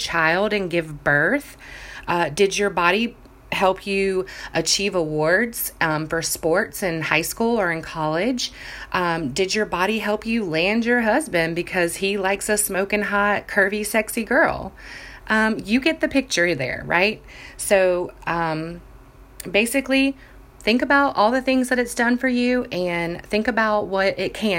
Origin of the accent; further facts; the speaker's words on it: Jacksonville Beach, Florida, United States; I grew up in Jacksonville Beach, Florida, where bathing suits were basically everyday attire